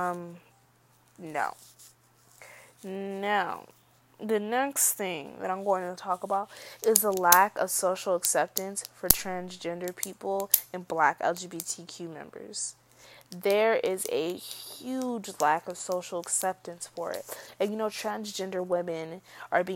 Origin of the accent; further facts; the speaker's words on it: Georgia, United States; I was born in the South. I was born in Georgia, so yes, I'm a little Southern girl.